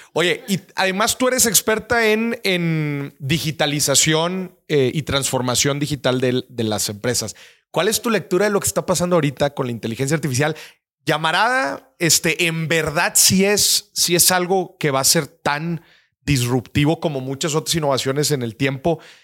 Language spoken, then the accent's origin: Spanish; Nuevo León, Mexico; mi tierra, eh, Nuevo León